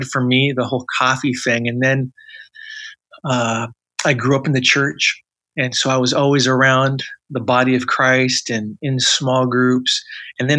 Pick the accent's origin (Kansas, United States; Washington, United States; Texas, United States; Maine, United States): Washington, United States; suburb of Seattle; also born or lived in Alaska; now in Southern California, United States; I grew up in the Northwest, so a suburb of Seattle